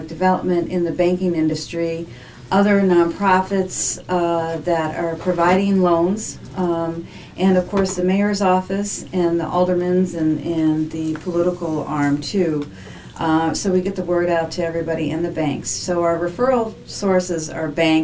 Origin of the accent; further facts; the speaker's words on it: Chicago, Illinois, United States; moved away as an adult; also born or lived in Los Angeles, California; I grew up here in Chicago.